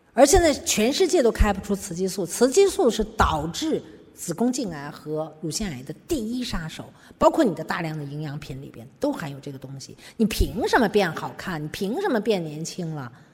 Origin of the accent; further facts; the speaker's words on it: China; 我们中国人可能还没没到这个地步啊